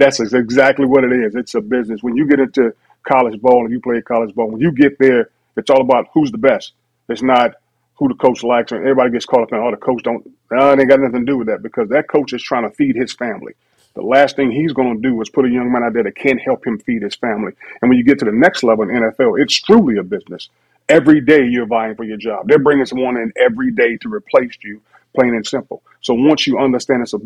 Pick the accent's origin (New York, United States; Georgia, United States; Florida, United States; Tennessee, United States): Florida, United States; Tampa; Growing up in Tampa